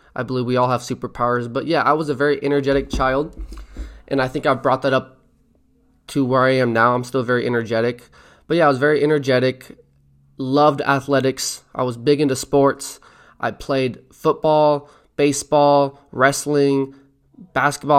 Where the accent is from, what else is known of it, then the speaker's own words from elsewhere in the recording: Mill City, Oregon, United States; I'm from Mill City, Oregon